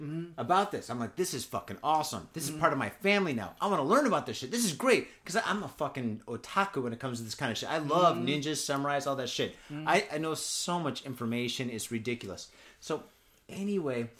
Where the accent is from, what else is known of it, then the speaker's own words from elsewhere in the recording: United States; now in Japan; I'm American